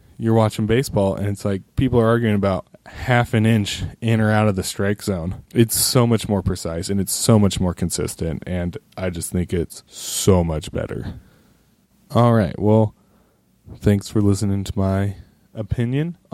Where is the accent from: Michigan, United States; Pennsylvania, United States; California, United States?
California, United States; Roseville; I grew up in Sacramento, or the outskirts of Sacramento, Roseville